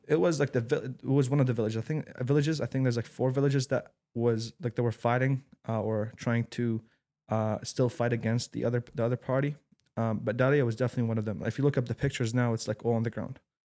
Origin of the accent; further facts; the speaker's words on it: Syria; moved away; I'm actually Syrian. I was born and raised in Syria